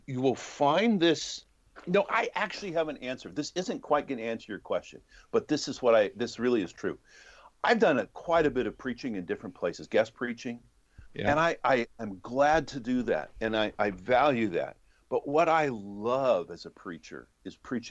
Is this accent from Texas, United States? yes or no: no; Los Angeles, California, United States; I grew up in Los Angeles